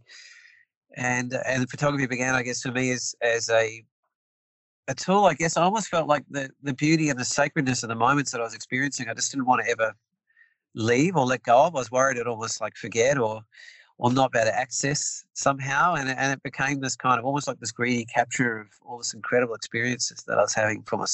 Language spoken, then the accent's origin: English; New Zealand; moved away as an adult; now in Tasmania, Australia; I'm born and bred in New Zealand